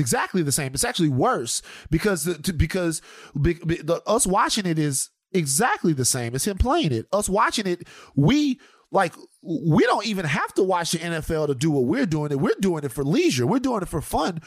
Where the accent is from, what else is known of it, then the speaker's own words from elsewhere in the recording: United States; We're American. Like, we're American